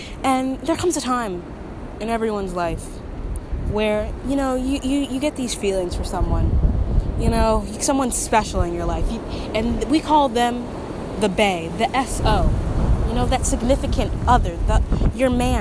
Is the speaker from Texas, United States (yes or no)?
yes; Texas, United States; I'm from Texas